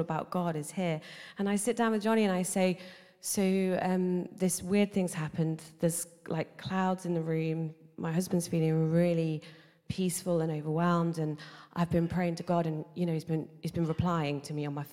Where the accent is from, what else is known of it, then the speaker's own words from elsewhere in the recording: Nottingham, East Midlands, United Kingdom; I'm from Nottingham originally